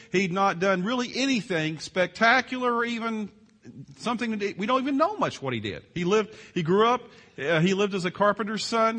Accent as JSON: {"language": "English", "region": "Virginia", "country": "United States", "tie": "born or raised there", "moved": "yes", "said": "I grew up in Virginia on the East Coast"}